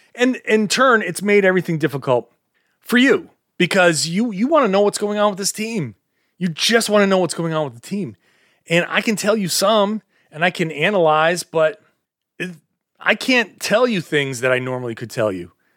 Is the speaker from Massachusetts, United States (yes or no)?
yes; Boston, Massachusetts, United States; I'm from the Boston area.